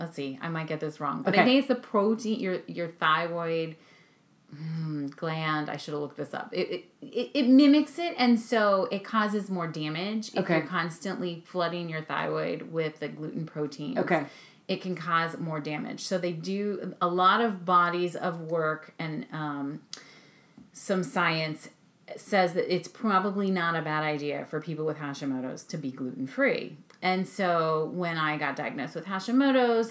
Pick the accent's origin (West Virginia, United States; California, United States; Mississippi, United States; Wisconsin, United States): California, United States; moved away as an adult; now in Maryland, United States; we're both from California. We met in California, but we've been in Maryland now for almost 18 years